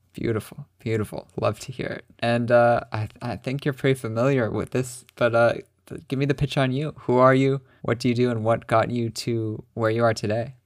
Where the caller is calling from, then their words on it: Lethbridge, Alberta, Canada; I'm calling from Lethbridge, Alberta, Canada.